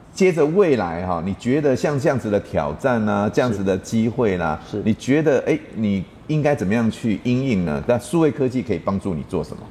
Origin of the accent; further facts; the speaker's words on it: Taiwan; 我们台湾人